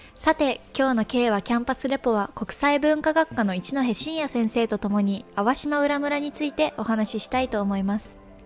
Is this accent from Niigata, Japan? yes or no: yes; Sado, Niigata, Japan; 私の出身地佐渡